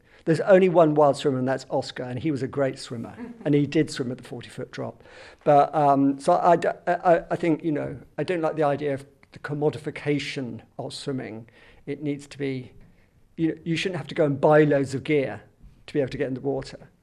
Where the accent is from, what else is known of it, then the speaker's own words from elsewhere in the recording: Southampton, South East England, United Kingdom; moved away; also born or lived in London; I was born and brought up in Southampton, right by the sea